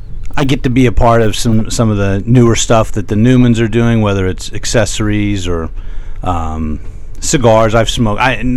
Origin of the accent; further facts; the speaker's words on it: Lakeland, Florida, United States; I'm from Lakeland. I'm back in Lakeland now.